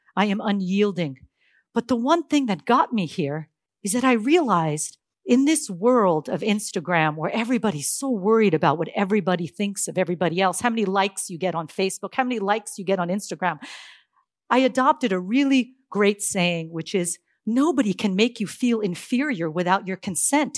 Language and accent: English; Silicon Valley, California, United States; I'm from Silicon Valley, California